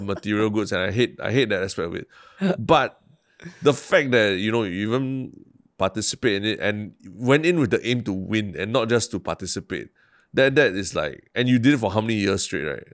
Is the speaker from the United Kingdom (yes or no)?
no; Singapore; also born or lived in New York, United States; I've lived mostly in Central, uh, my, in my life